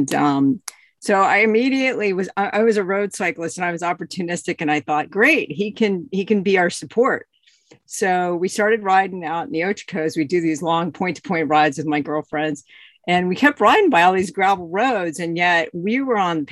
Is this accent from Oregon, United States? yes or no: yes; Bend, Oregon, United States; my hometown is Bend, Oregon.